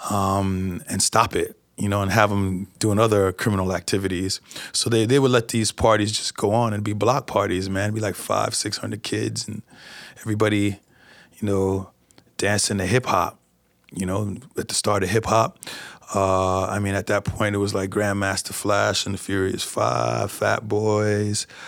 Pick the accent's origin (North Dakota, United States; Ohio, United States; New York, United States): New York, United States; since I am from New York, but uh, who likes to sit in traffic?